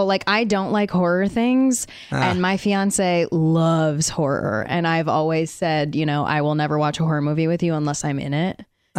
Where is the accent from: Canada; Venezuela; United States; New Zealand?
United States; Connecticut